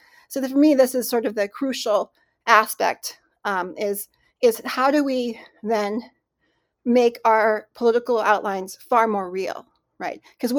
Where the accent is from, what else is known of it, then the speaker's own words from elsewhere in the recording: Cleveland, Ohio, United States; born there; I was born in Cleveland, Ohio. My parents met there through a program called Relocation, which was an initiative by Congress in the mid-20th century to basically terminate tribes politically and then to relocate the young people to urban centers like Cleveland.